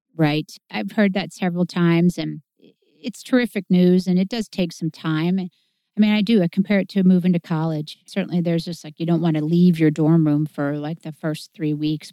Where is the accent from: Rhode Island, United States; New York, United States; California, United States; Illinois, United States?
Illinois, United States; Clinton; I was born in Clinton